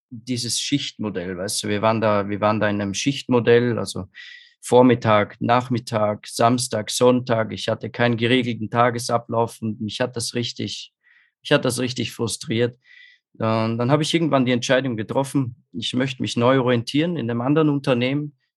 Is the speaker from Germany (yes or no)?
no; Austria; Also ich komme aus Österreich, was man wahrscheinlich vielleicht hören kann.